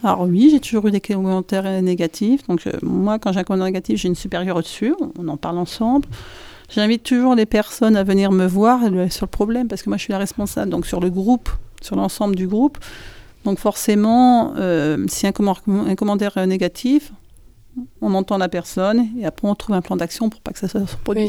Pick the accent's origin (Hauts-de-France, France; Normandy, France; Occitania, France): Hauts-de-France, France; the North; moved away as an adult; now in Saint-Christol-lez-Alès, France; je viens du Nord et j'ai ouvert Marie dans le Nord